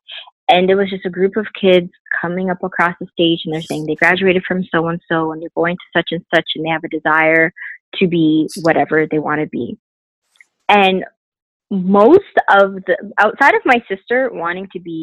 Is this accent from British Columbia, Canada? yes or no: no; Brampton, Ontario, Canada; I'm originally from Brampton